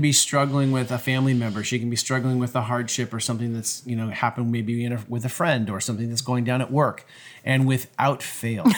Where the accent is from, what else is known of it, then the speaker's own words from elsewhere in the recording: Anchorage, Alaska, United States; I'm actually from Anchorage, Alaska